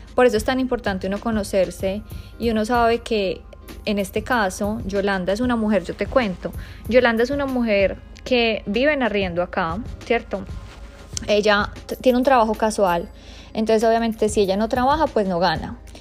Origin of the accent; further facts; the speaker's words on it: Bogotá, Bogotá Capital District, Colombia; moved away; Bogotá, que es mi ciudad natal